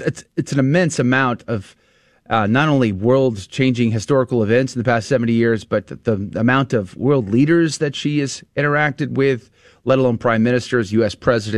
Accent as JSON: {"language": "English", "country": "United States", "said": "as an American"}